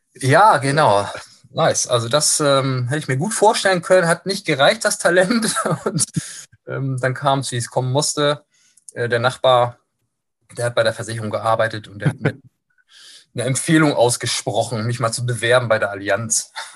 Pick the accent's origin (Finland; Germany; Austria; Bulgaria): Germany; Kiel, Schleswig-Holstein; also born or lived in Hamburg; now in Lübeck, Germany; bin so ein norddeutscher Jung, ähm, bin auch nie so wirklich weit rumgekommen, gebürtig aus Kiel, lange Zeit in Hamburg gelebt, jetzt beruflich in Lübeck gestrandet